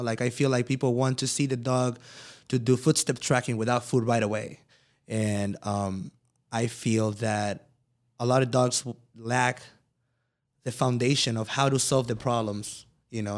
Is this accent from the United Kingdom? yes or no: no; Mexico; moved away; I came from Mexico